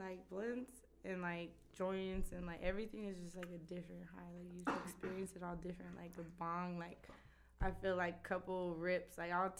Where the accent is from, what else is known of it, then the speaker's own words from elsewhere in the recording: High Desert, California, United States; I'm a desert rat. Desert flower.